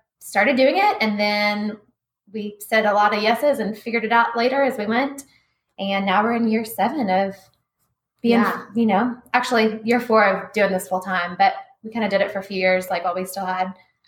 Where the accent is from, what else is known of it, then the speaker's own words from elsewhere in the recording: Lexington, United States; I'm from Lexington, and I am a newlywed